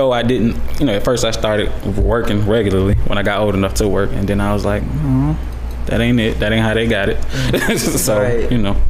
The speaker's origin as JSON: {"language": "English", "town": "Atlanta", "region": "Georgia", "country": "United States", "tie": "born or raised there", "also_born_or_lived": "Florence, South Carolina", "said": "I was born in Florence, South Carolina, but I was raised in Atlanta. Been here since I was 5 years old."}